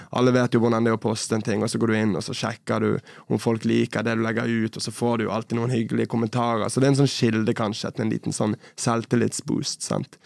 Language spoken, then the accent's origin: Norwegian; Bergen, Vestland, Norway; moved away as an adult; also born or lived in Oslo; Så, men Bergen er jo hjemmet mitt. Jeg kommer fra Bergen